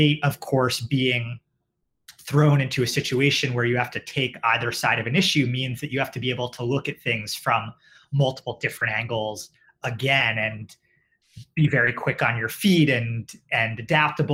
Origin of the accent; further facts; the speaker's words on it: New York City, New York, United States; also born or lived in Westchester; I grew up in New York, both in the city and in Westchester. So have stayed local.